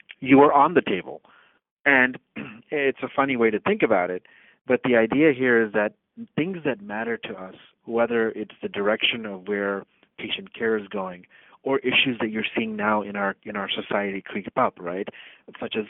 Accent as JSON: {"language": "English", "region": "Uttar Pradesh", "country": "India", "tie": "born or raised there", "moved": "yes", "lives_now": "United States", "said": "Uttar Pradesh is the name of the state in India. It's the largest state in India. It's my home state. I was born in that state"}